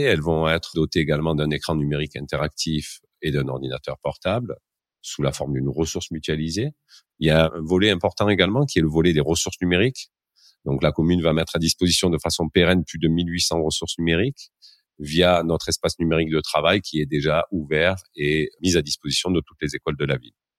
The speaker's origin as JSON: {"language": "French", "town": "Marseille", "region": "Provence-Alpes-Côte d'Azur", "country": "France", "tie": "born or raised there", "said": "il paraît que ça s'entend un petit peu à mon accent, mais ben, je suis originaire de, la ville de Marseille, euh, plus précisément de ces quartiers nord. Donc, j'ai grandi dans une école maternelle de la ville"}